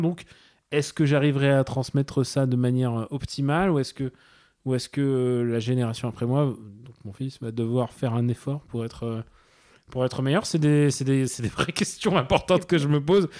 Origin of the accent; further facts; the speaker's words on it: Russia; je suis russe